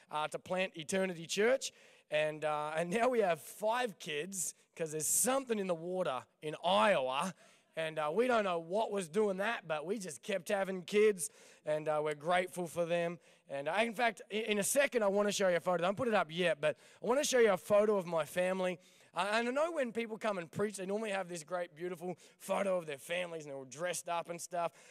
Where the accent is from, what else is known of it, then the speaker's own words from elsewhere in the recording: Ipswich, Queensland, Australia; born there; I grew up barracking for the Maroons, and uh, since I was born in Ipswich, and uh, my mum tells me that I'm the only good thing that ever come out of Ipswich.